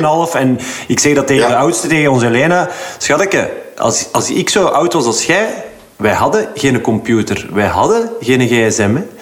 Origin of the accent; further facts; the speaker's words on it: Belgium; wij zijn denk ik als Belg